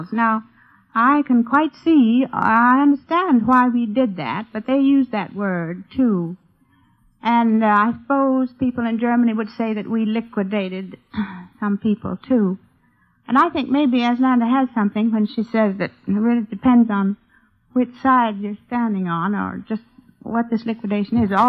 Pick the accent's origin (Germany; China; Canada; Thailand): China; Well, I can't help it. I was brought up in China.